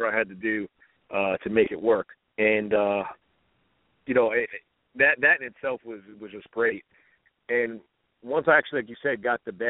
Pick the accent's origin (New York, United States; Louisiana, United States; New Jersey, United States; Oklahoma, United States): New Jersey, United States; moved away as an adult; also born or lived in Baltimore; I'm from New Jersey originally